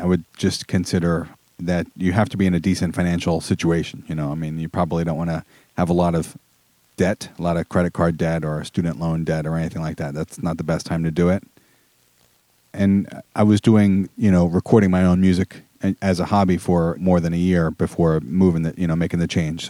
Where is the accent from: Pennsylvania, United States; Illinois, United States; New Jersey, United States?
Pennsylvania, United States; Philadelphia suburbs; moved away as an adult; also born or lived in New York City / Long Island; I grew up in the Philadelphia suburbs and then moved to New York City for 4 years and Long Island for 12 years